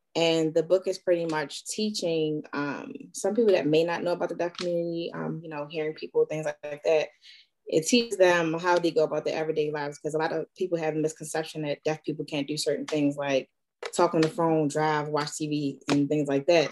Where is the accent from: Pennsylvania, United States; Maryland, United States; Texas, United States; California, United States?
Maryland, United States; Baltimore; first language sign language; I'm from Baltimore, Maryland